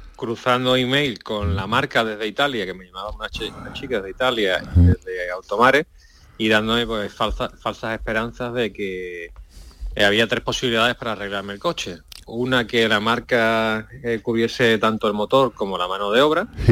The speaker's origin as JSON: {"language": "Spanish", "town": "Huelva", "region": "Andalusia", "country": "Spain", "said": "yo soy de Huelva"}